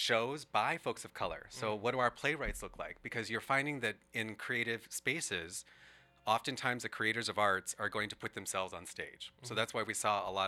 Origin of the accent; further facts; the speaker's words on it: Southern Arizona, United States; moved away; we had a community theater in Southern Arizona